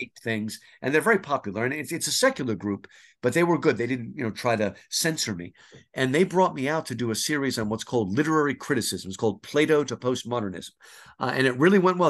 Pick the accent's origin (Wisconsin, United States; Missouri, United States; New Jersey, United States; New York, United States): New Jersey, United States; New Jersey is where I grew up